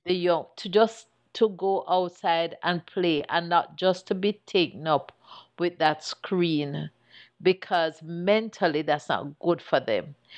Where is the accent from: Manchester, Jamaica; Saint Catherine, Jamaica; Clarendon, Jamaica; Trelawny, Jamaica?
Clarendon, Jamaica; Chapelton; as a little girl growing up in Chapperton